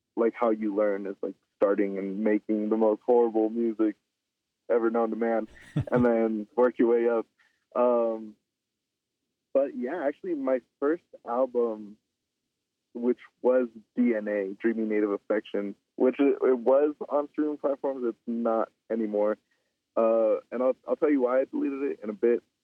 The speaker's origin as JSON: {"language": "English", "region": "Southern California", "country": "United States", "tie": "born or raised there", "also_born_or_lived": "Albuquerque, New Mexico", "moved": "yes", "said": "being born and raised in SoCal, like all over SoCal, like I mean, like literally, like my every two years, my mom and I, we would move to a different city"}